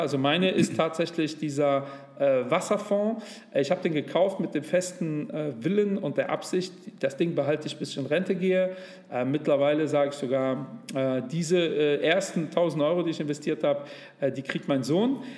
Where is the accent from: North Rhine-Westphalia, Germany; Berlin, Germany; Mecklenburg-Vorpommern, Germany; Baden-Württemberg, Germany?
North Rhine-Westphalia, Germany; Cologne; Leider bin ich aber in der Kölner Südstadt äh, groß geworden